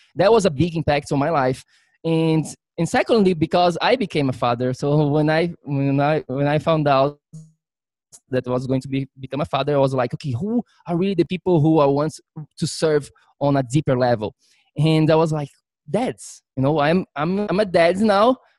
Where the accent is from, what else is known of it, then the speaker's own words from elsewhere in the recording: Florianópolis, Santa Catarina, Brazil; moved away as an adult; now in New York City, United States; I'm originally from Brazil um, grew up there my whole life until I was, I think, 21. That's when I moved to New York.